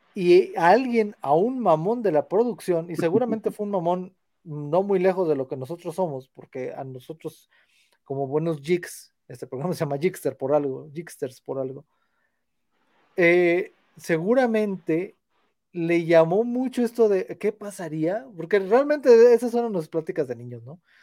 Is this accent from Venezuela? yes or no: no; Matehuala, San Luis Potosí, Mexico; Yo soy de Matehuala